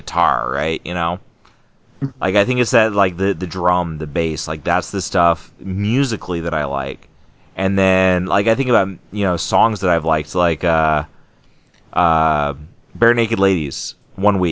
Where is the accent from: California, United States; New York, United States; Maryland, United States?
California, United States; moved away as an adult; now in Maine, United States; my little crap hole town I grew up in California